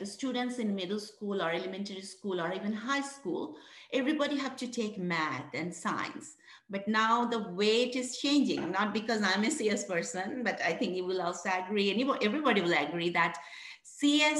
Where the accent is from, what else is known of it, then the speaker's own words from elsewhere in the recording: Bangladesh; moved away as an adult; now in West Virginia, United States; I'm originally from Bangladesh, one of the poorest country in the world